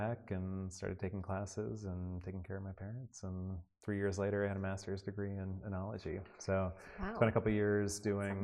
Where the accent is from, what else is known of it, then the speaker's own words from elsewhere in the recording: Oregon coast, United States; also born or lived in Seattle, Washington / Gold Beach, Oregon / Newport, Oregon; now in McMinnville, United States; I grew up in Oregon and in very small towns. You know, I grew up on the coast in like Gold Beach and Newport